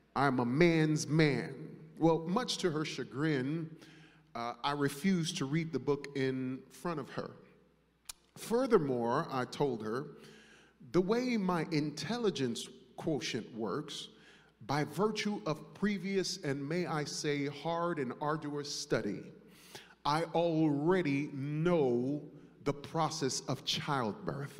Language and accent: English; New York, United States; growing up in New York